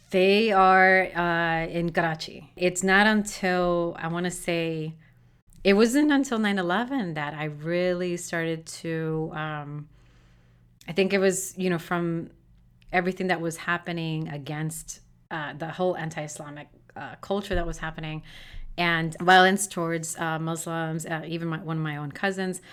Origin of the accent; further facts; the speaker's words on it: Chicago, Illinois, United States; I was born and raised in Chicago, grew up in a Black and Puerto Rican neighborhood